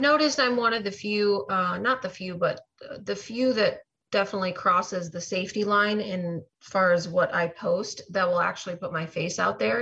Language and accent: English; Chicago, Illinois, United States; now in Florida, United States; I'm actually originally from Chicago area